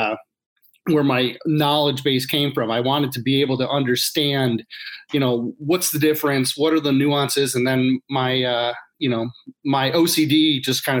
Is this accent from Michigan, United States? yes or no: yes; suburbs of Detroit, Michigan, United States; I grew up in the area, in the suburbs of Detroit